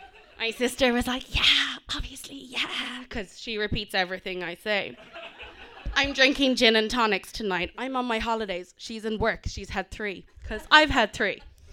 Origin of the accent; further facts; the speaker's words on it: South Africa; also born or lived in Indonesia / Kenya; born in Indonesia, lived in Kenya and in South Africa. And our parents are white, we're not. And we grew up in South Africa after apartheid.